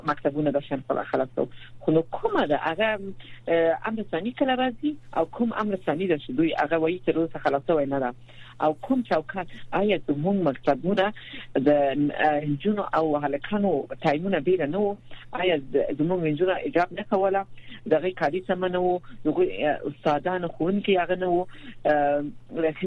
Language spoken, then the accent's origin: Pashto; Afghanistan